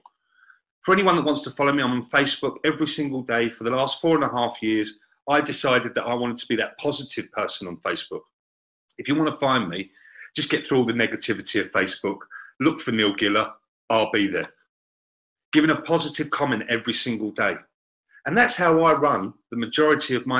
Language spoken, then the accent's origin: English; England, United Kingdom; Being an Englishman